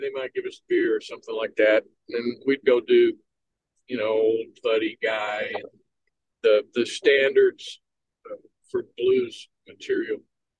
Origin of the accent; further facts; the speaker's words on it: Weatherford, Texas, United States; moved away; also born or lived in Nashville; A small town called Weatherford, Texas, just west of Fort Worth. Basically, I grew up singing in church, a local Church of Christ there in Weatherford, Texas